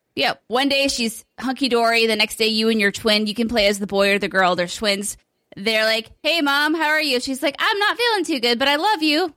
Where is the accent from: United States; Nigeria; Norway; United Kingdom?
United Kingdom; as I do as Brit